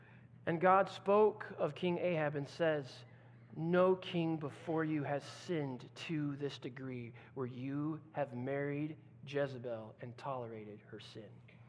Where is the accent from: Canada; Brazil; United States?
Brazil; now in Netherlands; I remember growing up in Brazil, and as a missionary kid